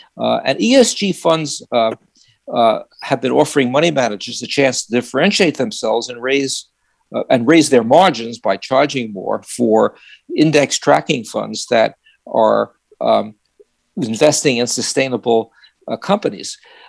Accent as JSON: {"language": "English", "region": "New York", "country": "United States", "accent": "New York", "lives_now": "Santa Barbara, United States", "said": "after living in Santa Barbara for 22 years and eliminating my New York accent by being here for 4 days, I think I may have picked it up again."}